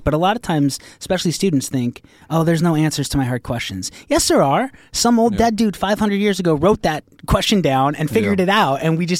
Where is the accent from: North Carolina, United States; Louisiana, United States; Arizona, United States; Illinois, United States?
Arizona, United States; Pine; I'm from Pine.